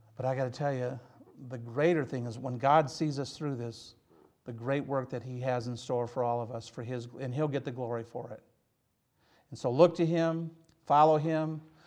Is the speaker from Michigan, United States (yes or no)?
yes; Hazel Park, Michigan, United States; I'm from Hazel Park, Michigan.